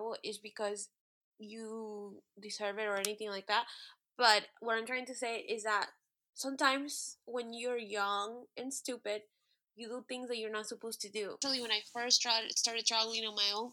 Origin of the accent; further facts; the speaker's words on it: United States; we're American